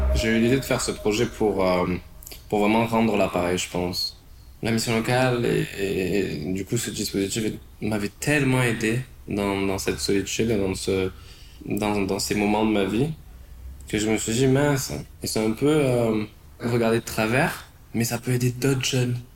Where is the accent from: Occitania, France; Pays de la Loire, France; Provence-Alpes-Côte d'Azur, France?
Provence-Alpes-Côte d'Azur, France; Marseille; also born or lived in London / Australia / Los Angeles; now in Paris, France; j'ai 26 ans, je viens de Marseille et je suis photographe. Je suis arrivé à Paris en 2018